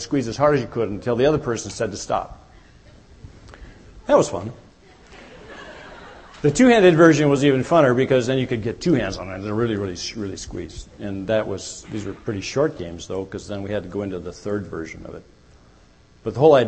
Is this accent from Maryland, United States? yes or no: no; Minnesota, United States; I grew up in Minnesota where there are many lakes